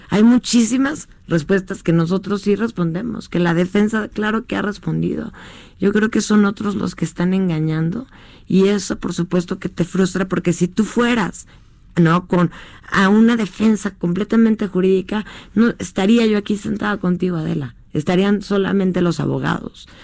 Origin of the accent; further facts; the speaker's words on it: Mexico; como ciudadana mexicana que soy